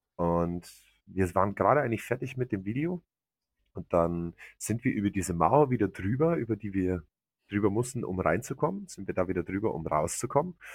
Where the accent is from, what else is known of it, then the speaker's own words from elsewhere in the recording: Germany; bei uns in Deutschland